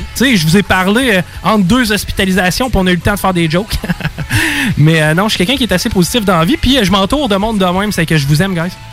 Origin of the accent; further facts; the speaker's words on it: Val-Bélair, Quebec, Canada; je viens de Val, Bel